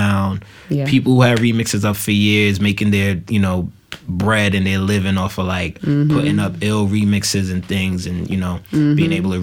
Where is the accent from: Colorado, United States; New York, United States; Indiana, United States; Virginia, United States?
New York, United States; New York City; I'm coming from East Flatbush